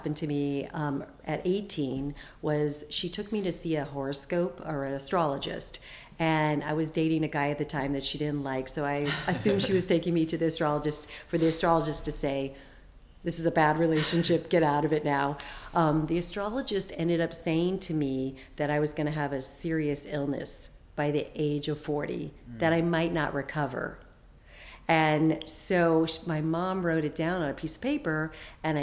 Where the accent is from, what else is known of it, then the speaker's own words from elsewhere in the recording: Phoenix, Arizona, United States; I grew up in Phoenix, Arizona